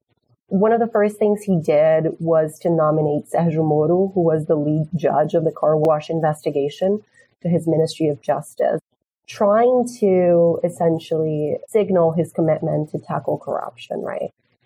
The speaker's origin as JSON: {"language": "English", "region": "Bahia", "country": "Brazil", "tie": "born or raised there", "moved": "yes", "said": "my home state of Bahia in Brazil."}